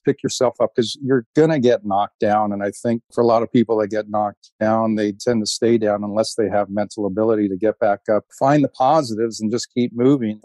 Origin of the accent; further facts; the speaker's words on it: Georgetown, Ontario, Canada; I grew up in Georgetown, Ontario, which is a small town outside of Toronto